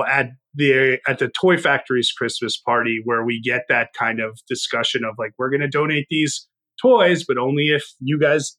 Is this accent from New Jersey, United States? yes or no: yes; New Jersey, United States; I grew up in Jersey